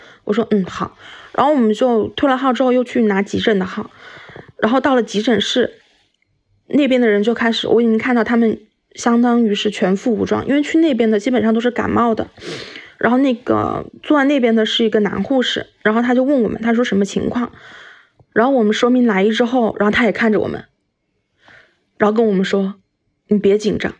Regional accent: Wuhan, Hubei, China; 我们来自武汉

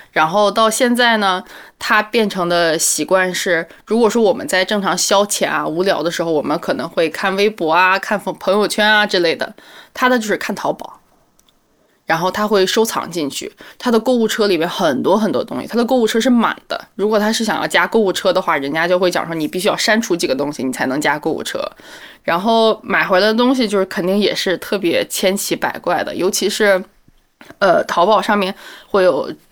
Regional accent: Hebei, China; now in Beijing, China; 我来自河北，现在在北京的一家新加坡公司做市场工作

